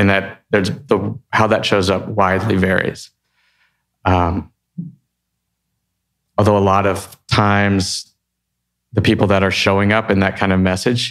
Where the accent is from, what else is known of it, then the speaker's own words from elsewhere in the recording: Texas, United States; I'm from Texas